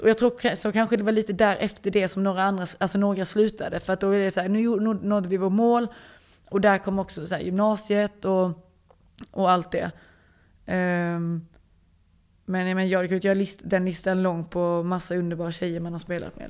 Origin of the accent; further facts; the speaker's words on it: Lund, Skåne, Sweden; moved away as an adult; now in France; Jag är ju född på Lunds lasarett